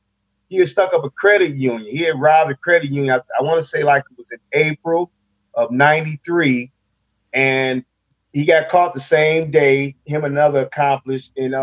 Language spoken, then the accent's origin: English; Rockford, Illinois, United States; also born or lived in Huntington, New York; So we ended up coming down here to Rafael, Illinois. I want to say maybe 72. No, I'm going to say 73. 73. And I've been down here ever since.